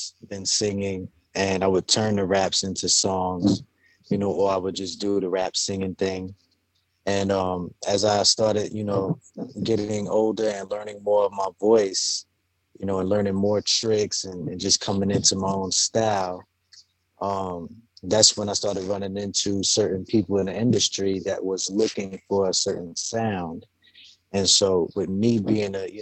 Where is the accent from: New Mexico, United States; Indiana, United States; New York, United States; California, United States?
New York, United States; New York City; also born or lived in Staten Island, New York; I was born in Staten Island. But I was raised in Brooklyn since youth